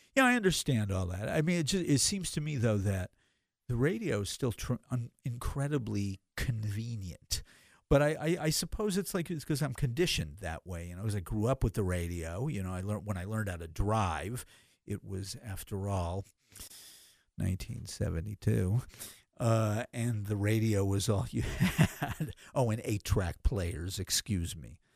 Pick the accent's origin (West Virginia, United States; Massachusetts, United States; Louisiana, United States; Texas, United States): Massachusetts, United States; moved away as an adult; now in Los Angeles, United States; I was born and raised in Massachusetts.